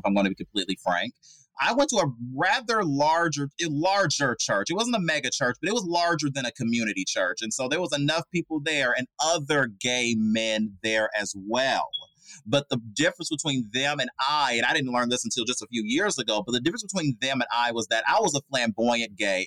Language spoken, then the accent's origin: English; Oakland, California, United States; Bay Area, Oakland, California, born and raised.